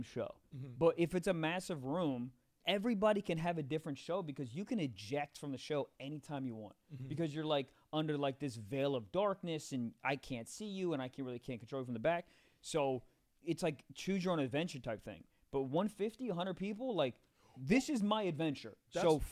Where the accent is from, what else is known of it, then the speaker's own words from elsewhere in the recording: Maryland, United States; also born or lived in New York; now in Los Angeles, United States; I'm originally from like Maryland. Like it's like 5-10 minutes outside DMV? DC.